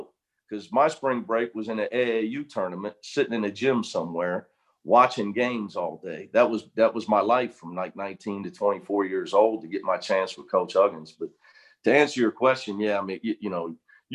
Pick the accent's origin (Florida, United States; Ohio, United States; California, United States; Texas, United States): Ohio, United States; Cincinnati; moved away as an adult; now in Los Angeles, United States; I just felt I needed to leave Cincinnati. You know, having never been out of my hometown, I was getting near 30 years old